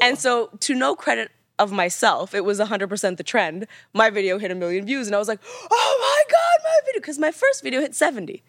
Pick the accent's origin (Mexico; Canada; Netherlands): Canada; because I'm Canadian, a lot of my pronunciation is a little